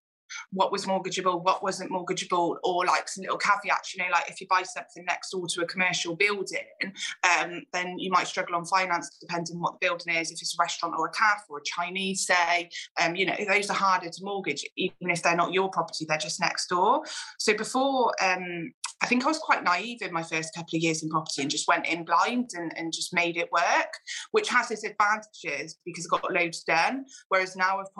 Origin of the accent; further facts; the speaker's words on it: Gloucester, South West England, United Kingdom; my hometown in Gloucester